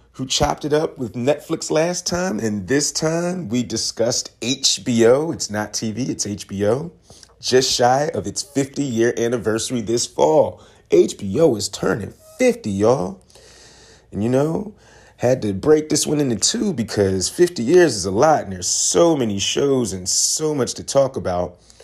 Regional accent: Philadelphia, Pennsylvania, United States; moved away; my hometown, the birthplace of America, Philadelphia

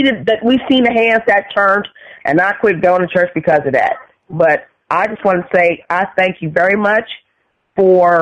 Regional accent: San Francisco, California, United States; I grew up in San Francisco.

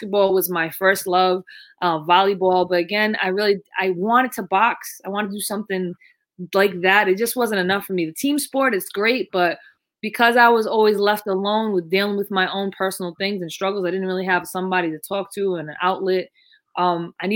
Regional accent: Rhode Island, United States; growing up in Rhode Island, I grew up, I'm the baby of five kids

